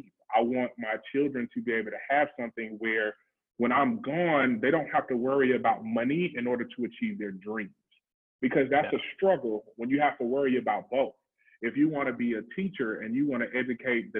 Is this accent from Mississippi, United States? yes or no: yes; Mississippi, United States; I grew up in Mississippi